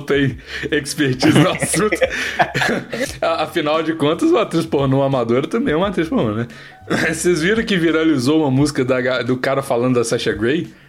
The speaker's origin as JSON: {"language": "Portuguese", "town": "Curvelo", "region": "Minas Gerais", "country": "Brazil", "said": "sou de Curvelo, né? E aí eu tenho avós que moram lá, tem casa lá e tudo mais"}